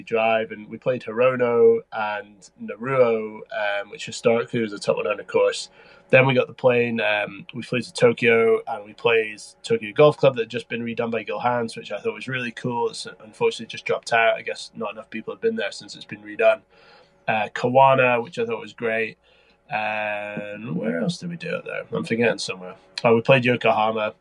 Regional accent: Scotland, United Kingdom; I was from Scotland

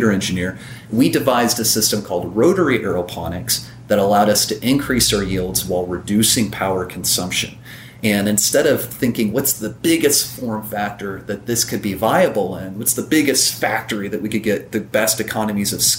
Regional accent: Evansville, Indiana, United States; My hometown, I'm in Evansville, Indiana.

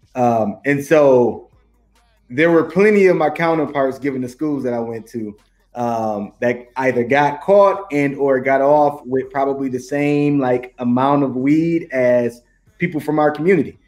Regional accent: Detroit, Michigan, United States; i'm from the hood i'm from you know you know detroit detroit area similar to any um, urban area i guess throughout the united states

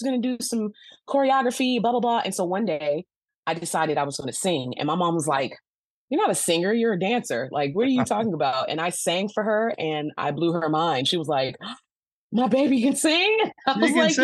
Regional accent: Los Angeles, California, United States; Growing up in Los Angeles

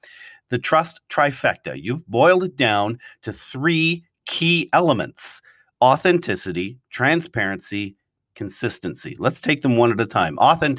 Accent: Toronto, Ontario, Canada; And you're joining us today from the city I grew up in Toronto.

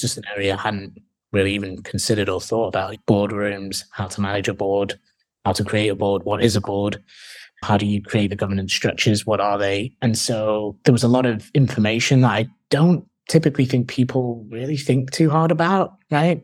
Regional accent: Manchester, North West England, United Kingdom; moved away; also born or lived in Hull / London; I'm originally from Manchester in the U K.

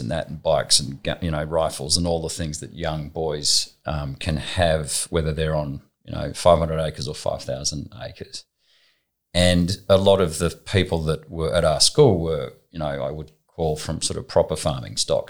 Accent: Southern Highlands, New South Wales, Australia; also born or lived in Sydney; I was born in Sydney, not far from here, Jersey Road, so maybe 300 metres away. Um, when I was young, we moved to a property um, down in the Southern Highlands

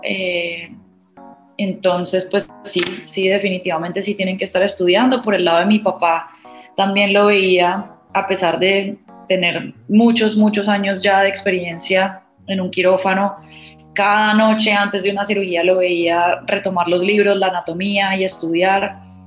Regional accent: Cali, Valle del Cauca, Colombia; moved away as an adult; also born or lived in Montpellier, France; Yo nací en Cali

